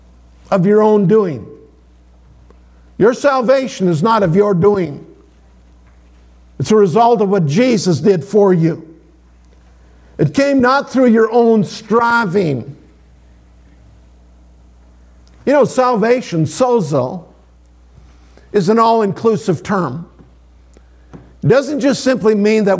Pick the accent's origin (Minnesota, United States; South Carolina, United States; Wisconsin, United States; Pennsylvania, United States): Minnesota, United States; Sioux Valley; I grew up in Sioux Valley, Minnesota